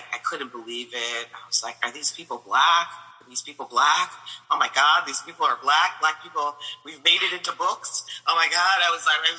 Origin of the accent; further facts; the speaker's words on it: Flint, Michigan, United States; moved away as an adult; also born or lived in New York; I came from Michigan